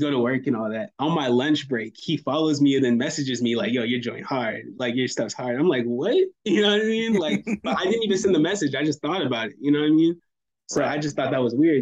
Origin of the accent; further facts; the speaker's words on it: Fayetteville, North Carolina, United States; moved away as an adult; also born or lived in Orlando, Florida; I'm from Fayetteville, North Carolina